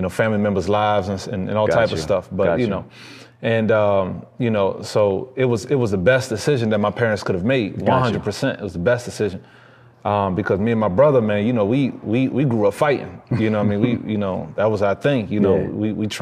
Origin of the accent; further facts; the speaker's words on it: Washington, District of Columbia, United States; born and raised in Southeast DC.